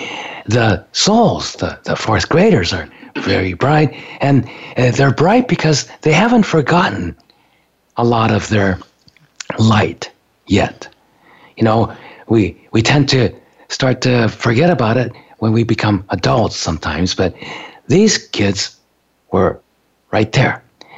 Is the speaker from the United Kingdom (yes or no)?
no; Japan; You know, I grew up in Japan, but I was raised in an American school on a military base.